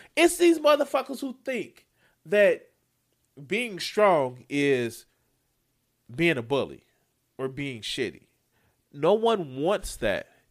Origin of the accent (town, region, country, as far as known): Chicago, Illinois, United States